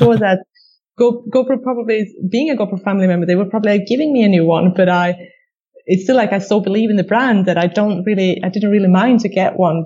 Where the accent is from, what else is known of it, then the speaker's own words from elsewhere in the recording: Sweden; we're all from Sweden